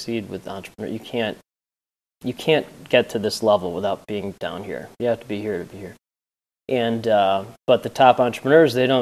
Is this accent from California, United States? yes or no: no; Northbrook, Illinois, United States; I grew up in Northbrook and live in Glenview.